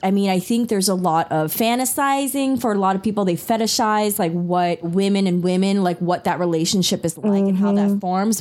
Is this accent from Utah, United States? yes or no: no; New York, United States; first language Taiwanese Hokkien and Mandarin; English is a second language; I used to get picked on a lot in New York growing up in the schooling systems